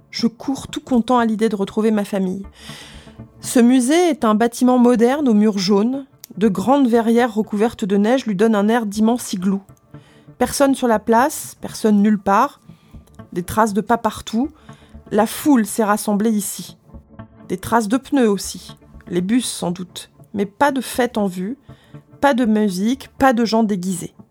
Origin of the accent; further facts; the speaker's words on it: France; euh, je suis français, je ne parle pas ta langue